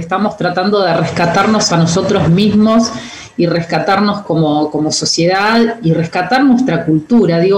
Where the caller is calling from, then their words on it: Comodoro Rivadavia, Chubut, Argentina; Bueno, acá estoy, yo soy … de LRA11, de acá de Comodoro.